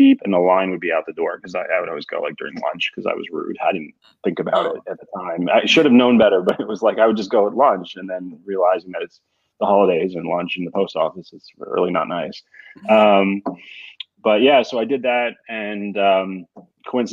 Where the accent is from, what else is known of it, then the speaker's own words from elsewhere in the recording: Moorestown, New Jersey, United States; moved away as an adult; also born or lived in Massachusetts / Northwest Arkansas; now in New England, United States; I grew up 15 minutes from Center City, Philadelphia near Cherry Hill. It's a town called Morristown